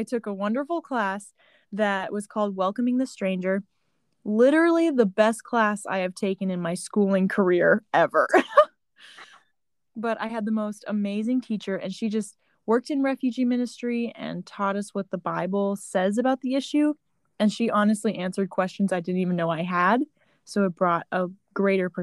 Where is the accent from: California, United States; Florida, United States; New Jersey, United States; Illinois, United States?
Florida, United States; growing up in Florida, I was surrounded by a lot of families